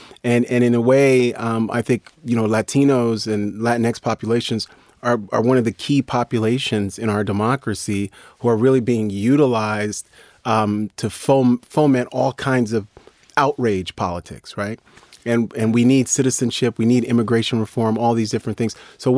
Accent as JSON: {"language": "English", "region": "New York", "country": "United States", "tie": "born or raised there", "said": "Because I know, being from New York, I grew up around Puerto Ricans and Dominicans who are very proud of a very specific kind of identity"}